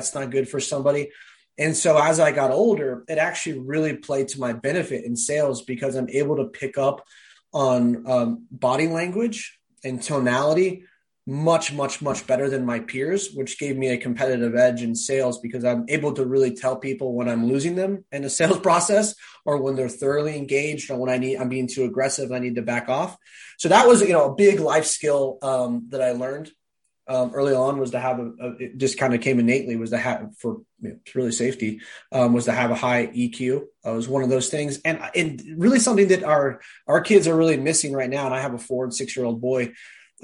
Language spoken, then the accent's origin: English; Cloverdale, California, United States; also born or lived in San Diego, California; I'm from Cloverdale, California. Probably nobody listening to this has heard it unless you're from there. So I grew up in Sonoma County, the last city in Sonoma County